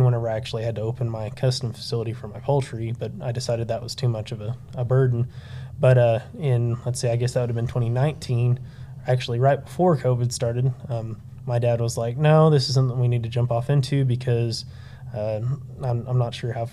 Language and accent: English; Canyon, Texas, United States; also born or lived in Amarillo, Texas; I grew up here in the Panhandle, mainly in Canyon